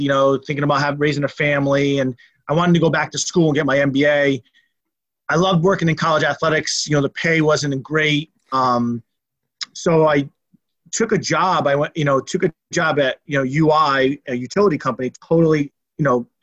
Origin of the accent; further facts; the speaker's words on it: East Haven, Connecticut, United States; I grew up in Connecticut. Actually, my dad was an athletic director at East Haven High School.